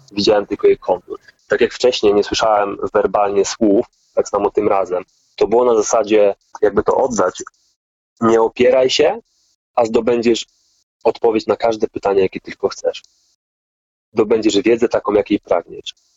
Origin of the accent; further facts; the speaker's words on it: Poland; also born or lived in Gdańsk / Germany; Ja pochodzę z katolickiej rodziny, i jak to typowa polska katolicka rodzina